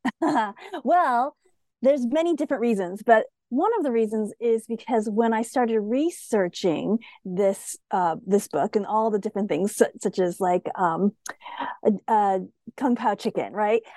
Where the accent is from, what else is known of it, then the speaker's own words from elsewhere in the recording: United States; I'm Asian American